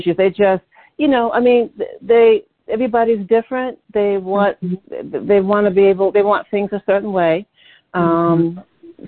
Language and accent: English; Detroit, Michigan, United States; now in New York, United States; I'm originally originally from Detroit, Michigan. That's my hometown